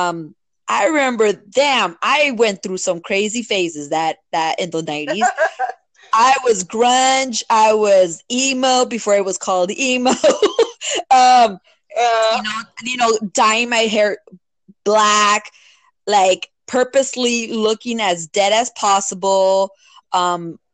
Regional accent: Los Angeles, California, United States; I grew up in Boyle Heights, East LA area

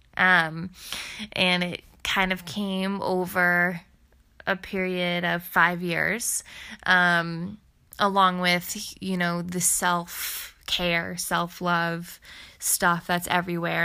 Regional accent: Ohio, United States; moved away as an adult; also born or lived in New York City; I am from Ohio, but I lived for the past five years in New York City.

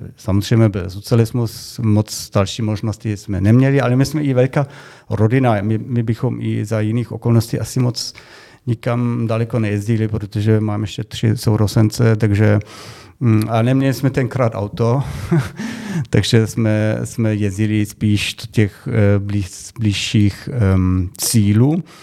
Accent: Germany; Czech is a second language; now in Czech Republic; my Němci

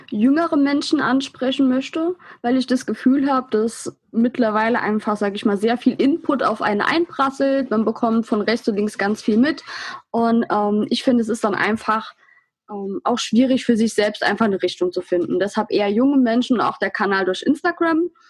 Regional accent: Saarland, Germany; Ähm, prinzipiell bin ich 24 Jahre alt. Ich komme aus dem Saarland, in der Nähe vom Brustalsee.

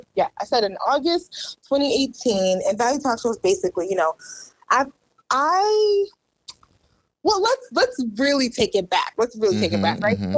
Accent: Randolph, Massachusetts, United States; moved away as an adult; also born or lived in Maryland; I grew up in Randolph

